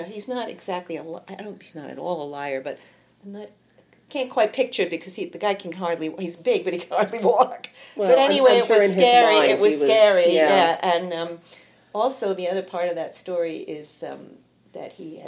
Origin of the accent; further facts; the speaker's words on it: New York City, New York, United States; I'm from Queens.